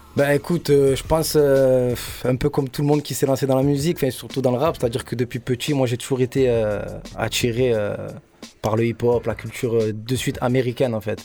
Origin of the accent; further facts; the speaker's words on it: Marseille, Provence-Alpes-Côte d'Azur, France; J'ai grandi dans le, dans le 15 aux Égalades